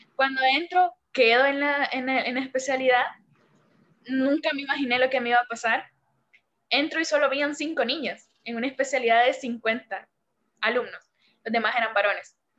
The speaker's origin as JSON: {"language": "Spanish", "country": "El Salvador", "said": "soy la primera salvadoreña en estar en tu canal"}